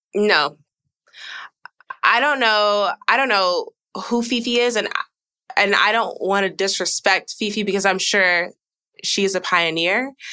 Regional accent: Georgia, United States; now in Texas, United States; I'm from Georgia. I've lived in Texas for 10 years though

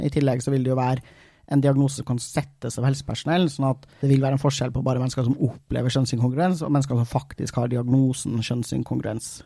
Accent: Trøndelag, Norway; som trønder

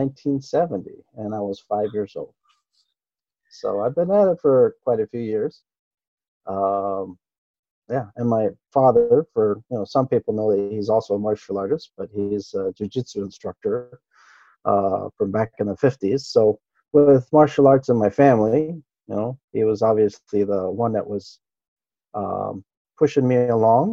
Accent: Ginowan, Okinawa, Japan; first language Japanese; English is a second language; Japanese was my first language. I am, you know, technically a local there. Born in Futenma, you know, with all local friends speaking the language

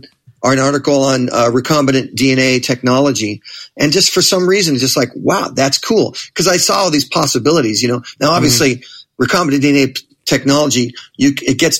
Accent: Manhattan Beach, California, United States; I grew up in Manhattan Beach, which is another just another suburb in that general area

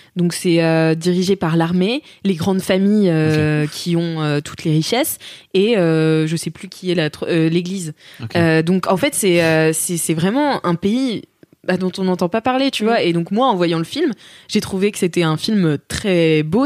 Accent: France; moi, en tant que française

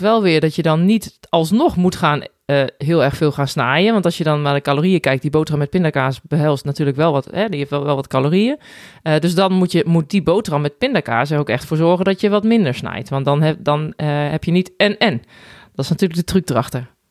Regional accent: Netherlands; now in Spain; als Nederlander

